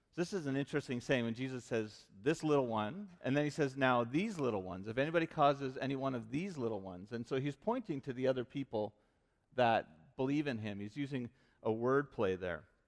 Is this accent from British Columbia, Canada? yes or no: yes; Vancouver, British Columbia, Canada; moved away; also born or lived in Regina; I grew up in Vancouver